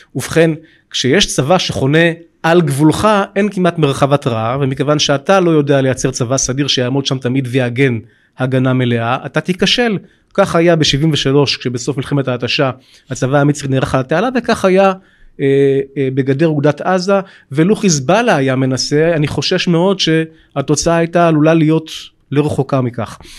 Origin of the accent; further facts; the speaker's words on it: Bat Yam, Tel Aviv District, Israel; גם אני מקורי מבת ים